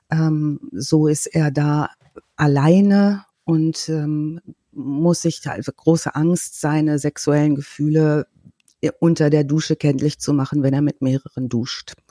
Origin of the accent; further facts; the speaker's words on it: Germany; Ich kenne das aus meiner Heimatstadt noch